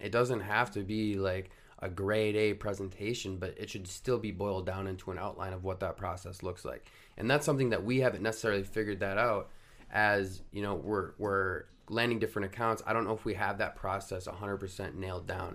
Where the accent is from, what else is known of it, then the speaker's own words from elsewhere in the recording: Rogers, Minnesota, United States; I grew up in Rogers, Minnesota, went to high school there